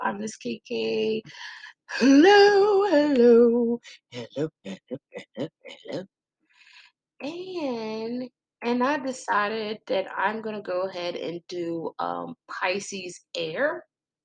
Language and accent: English; Texas, United States; I'm just country as fuck. I'm from Texas